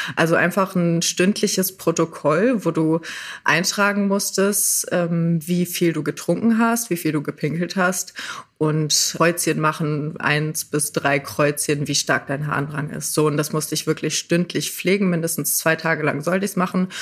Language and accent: German; Rhineland, Germany; ich aus dem Rheinland